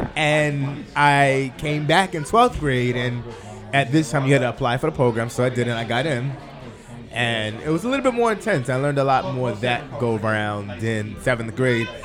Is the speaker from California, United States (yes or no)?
no; Southampton, New York, United States; I grew up in Southampton, went to school in Southampton